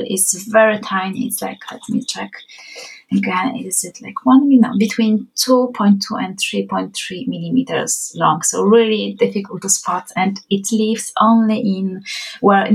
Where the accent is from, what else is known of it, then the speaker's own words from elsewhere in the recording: Poland; accent: Polish; first language Polish; English is a second language; now in Ireland; we are Polish